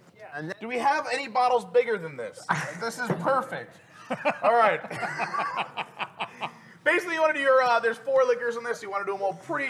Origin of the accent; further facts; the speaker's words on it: Long Island, New York, United States; Hey, we're from Long Island.